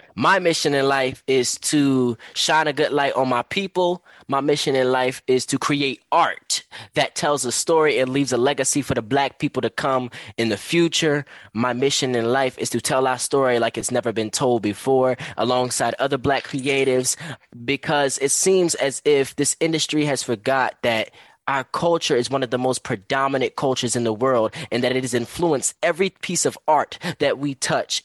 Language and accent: English; Philadelphia, Pennsylvania, United States; I am basically born and raised in North Philadelphia